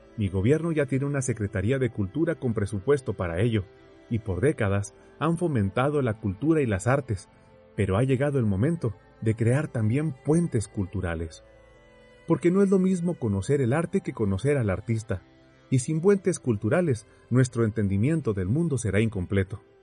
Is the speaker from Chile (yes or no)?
no; Mexico; en mi país, México, casi no hay extranjeros viviendo entre nosotros